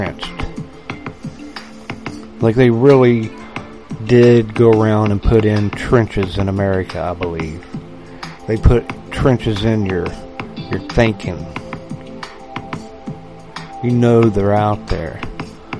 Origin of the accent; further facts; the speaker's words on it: West Virginia, United States; a true-blooded, West-by-God Virginian